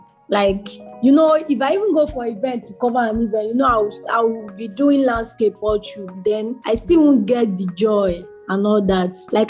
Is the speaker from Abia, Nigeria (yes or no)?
yes; Arochukwu, Abia, Nigeria; also born or lived in Umudike, Abia State; now in Ebonyi, Nigeria; So I'm from Arochukwu in Abia State.